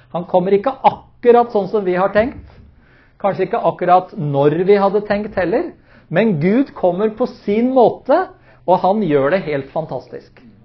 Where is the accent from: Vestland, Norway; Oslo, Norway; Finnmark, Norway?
Oslo, Norway; som menighet der hvor jeg vokste opp, eh, i Maranata-tempelet i Oslo